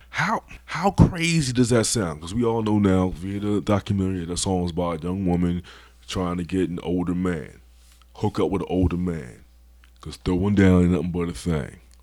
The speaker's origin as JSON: {"language": "English", "town": "Philadelphia", "region": "Pennsylvania", "country": "United States", "said": "I'm from Philly. And we say dickheads."}